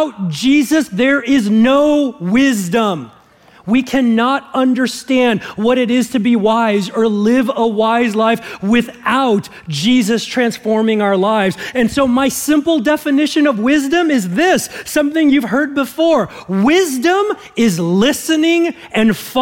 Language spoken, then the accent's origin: English; Southern California, United States; growing up in Southern California